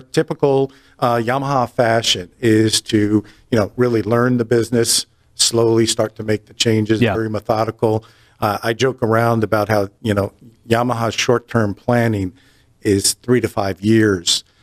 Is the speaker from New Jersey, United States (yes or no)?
yes; New Jersey, United States; moved away as an adult; also born or lived in upstate New York; now in North Carolina, United States; I'm born and raised in New Jersey